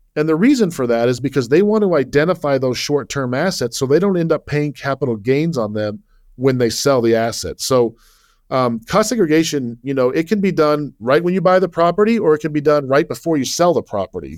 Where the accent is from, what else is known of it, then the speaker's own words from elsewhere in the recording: Salt Lake City, Utah, United States; moved away as an adult; also born or lived in Virginia / New York; I was born and raised in Salt Lake City